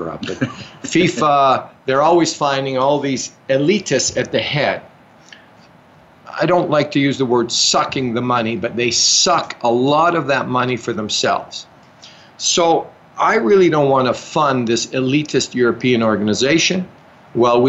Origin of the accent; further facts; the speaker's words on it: Calgary, Alberta, Canada; I grew up in Calgary.